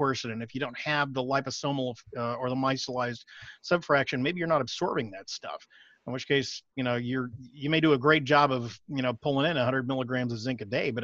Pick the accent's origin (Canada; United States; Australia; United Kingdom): United States; Austin, Texas; I'm from Austin, for those of you that may be out of state, we are the allergen capital of the world